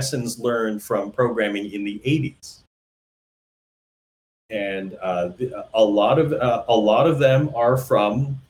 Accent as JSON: {"language": "English", "country": "Canada", "also_born_or_lived": "Toronto", "moved": "yes", "said": "I'm a Canadian"}